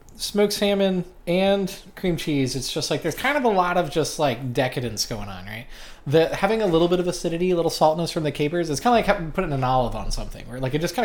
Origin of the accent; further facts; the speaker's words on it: Marietta, Georgia, United States; moved away; I'm actually from Marietta.